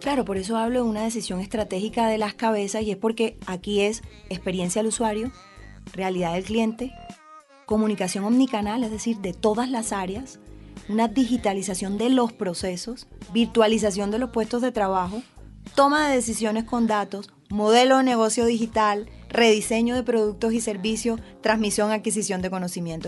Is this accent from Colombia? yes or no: yes; Colombian Caribbean coast, Caribbean Region, Colombia; como decimos las costeñas